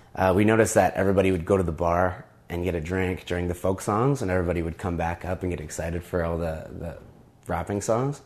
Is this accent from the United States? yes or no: no; Toronto, Ontario, Canada; also born or lived in Montreal; I moved back to Toronto from Montreal